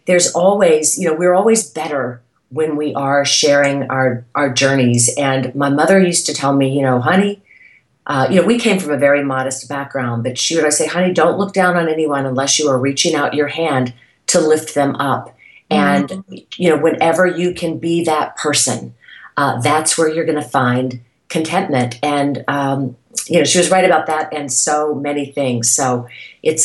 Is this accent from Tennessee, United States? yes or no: no; Irmo, South Carolina, United States; moved away as an adult; also born or lived in Texas / New York / California; growing up in South Carolina